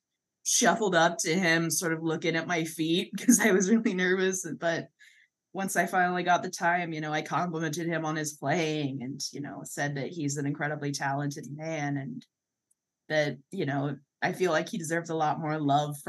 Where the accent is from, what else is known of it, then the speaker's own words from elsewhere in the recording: Washington, United States; I'm from Washington